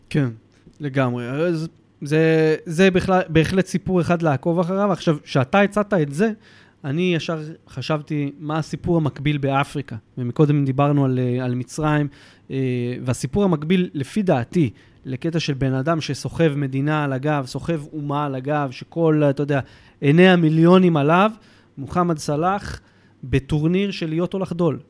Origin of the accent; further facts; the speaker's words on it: Israel; מבחינתנו כישראלים